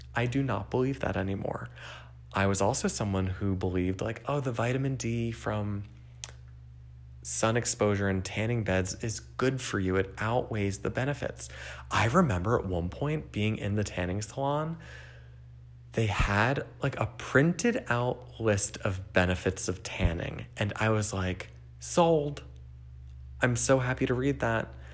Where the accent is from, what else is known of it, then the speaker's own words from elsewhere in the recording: New Jersey, United States; I grew up in New Jersey